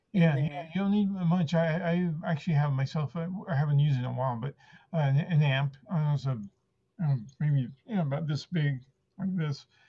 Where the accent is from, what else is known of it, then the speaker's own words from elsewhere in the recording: San Francisco, California, United States; first language Spanish; English is a second language; also born or lived in Argentina; I, was six years old when our family came to uh, San Francisco